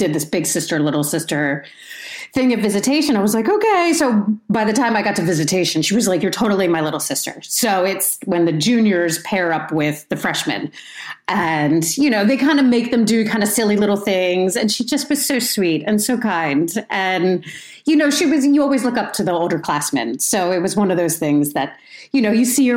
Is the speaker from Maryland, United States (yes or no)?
yes; Potomac, Maryland, United States; I grew up in sort of the Potomac area